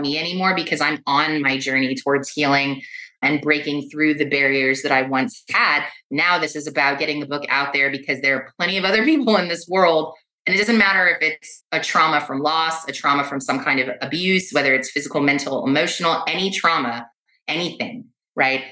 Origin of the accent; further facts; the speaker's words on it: Los Angeles, California, United States; I was born and raised in West Los Angeles